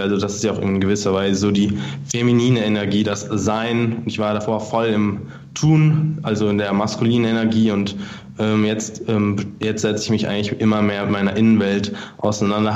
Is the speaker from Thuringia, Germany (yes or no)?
no; Frankfurt, Hesse, Germany; moved away as an adult; now in Munich, Germany; Ich komme ursprünglich aus Frankfurt